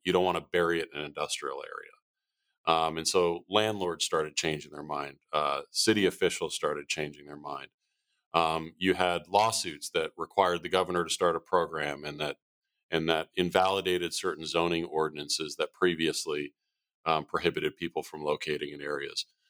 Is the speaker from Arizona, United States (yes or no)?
yes; Arizona, United States; moved away as an adult; born and raised in Arizona